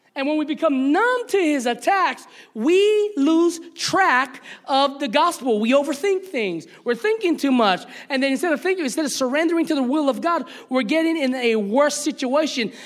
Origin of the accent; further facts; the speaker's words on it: Hawaii, United States; moved away as an adult; also born or lived in the South (US); as one Hawaiian brother